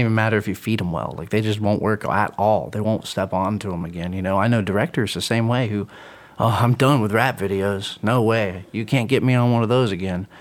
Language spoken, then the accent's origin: English; Atlanta, Georgia, United States; I come I come from Atlanta, man. I come from … as being growing up.